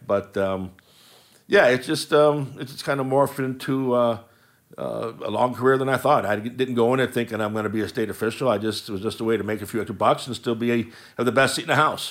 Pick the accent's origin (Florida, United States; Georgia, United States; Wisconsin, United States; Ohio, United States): Ohio, United States; Willowick; I, I grew up in Willowick